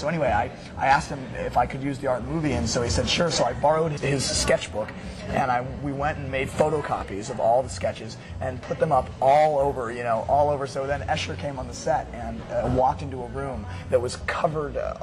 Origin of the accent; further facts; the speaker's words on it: Boulder, Colorado, United States; I'm from Boulder